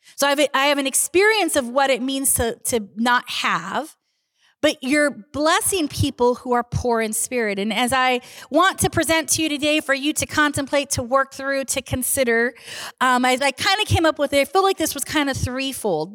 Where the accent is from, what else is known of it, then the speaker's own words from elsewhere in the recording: Southern California, United States; moved away; I grew up in Southern California